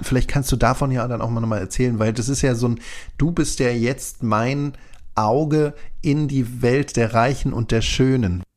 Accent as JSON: {"language": "German", "region": "Berlin", "country": "Germany", "tie": "born or raised there", "said": "ich bin ja da im Norden von Berlin aufgewachsen"}